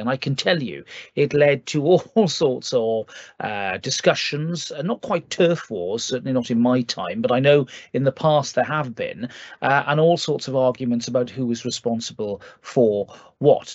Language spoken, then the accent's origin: English; Wales, United Kingdom; as a Welshman